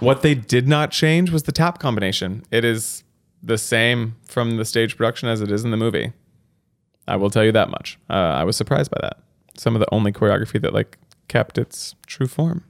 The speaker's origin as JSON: {"language": "English", "region": "Texas", "country": "United States", "said": "I came in being actually from Texas and had this level of authenticity as a Texan"}